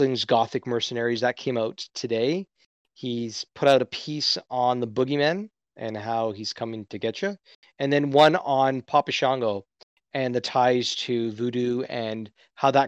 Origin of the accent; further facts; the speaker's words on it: Canada; as a Canadian